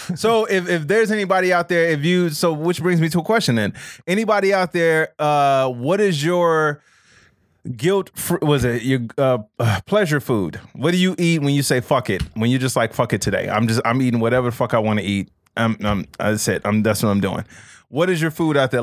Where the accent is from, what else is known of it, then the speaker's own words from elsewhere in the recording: Chicago, Illinois, United States; moved away; growing up in Chicago.